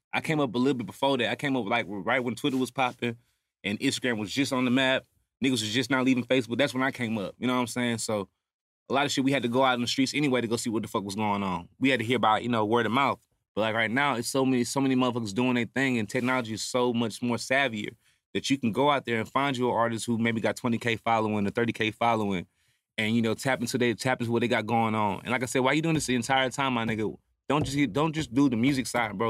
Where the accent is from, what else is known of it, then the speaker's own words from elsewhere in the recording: Houston, Texas, United States; I'm from Houston